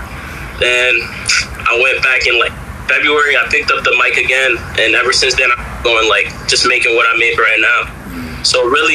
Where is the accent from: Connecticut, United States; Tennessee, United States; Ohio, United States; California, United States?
Connecticut, United States; Bridgeport; also born or lived in Derby, Connecticut; growing up in Bridgeport